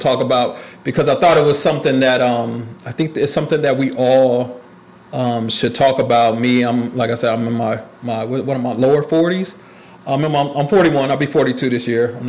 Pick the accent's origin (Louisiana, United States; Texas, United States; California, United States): California, United States; Oakland; I was born in Oakland, California